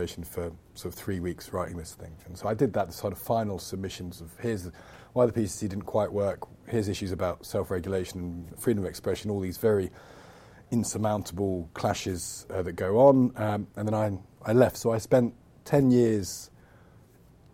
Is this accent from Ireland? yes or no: no; Loughborough, East Midlands, United Kingdom; moved away as an adult; now in London, United Kingdom; I come from Loughborough in the Midlands